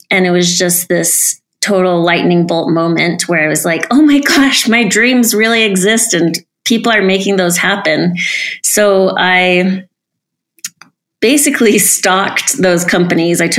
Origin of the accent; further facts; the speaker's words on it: Salt Lake City, Utah, United States; I grew up in Salt Lake City